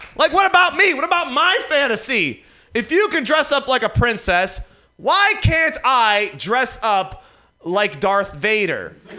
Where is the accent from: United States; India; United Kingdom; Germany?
United States; Detroit, Michigan; now in New York, United States; I live in New York now. Uh, I, am not from there. I'm from Detroit